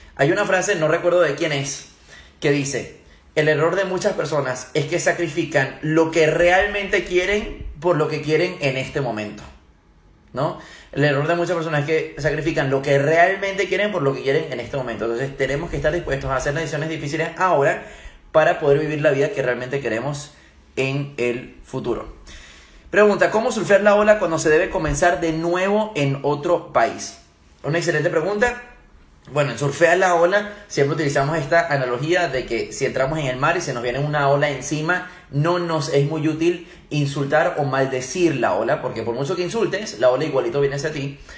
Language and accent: Spanish; Venezuela; also born or lived in Germany; yo nací en Alemania, soy alemán, mi papá es alemán, viví unos cortos años en Alemania y con mi mamá es venezolana, luego se vinieron a Venezuela y también viví gran parte de mi vida en Venezuela